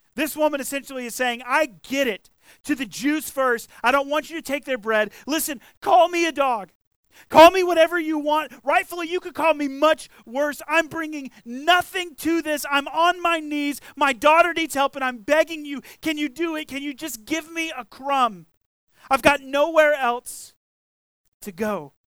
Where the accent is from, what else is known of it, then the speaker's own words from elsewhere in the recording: the South, United States; we grew up in the South, right? I grew up here